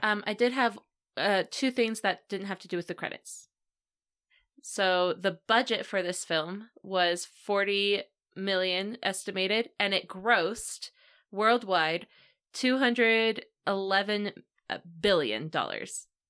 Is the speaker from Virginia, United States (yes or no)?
yes; Virginia, United States; I grew up in Virginia